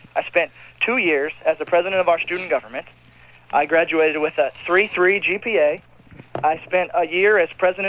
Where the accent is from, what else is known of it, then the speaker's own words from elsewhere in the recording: Oregon, United States; I'm from Oregon.